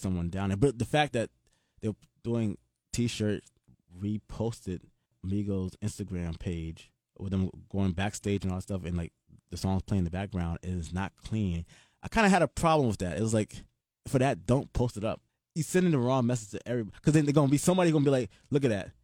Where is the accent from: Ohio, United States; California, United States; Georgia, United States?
Georgia, United States; Atlanta; I'm from Atlanta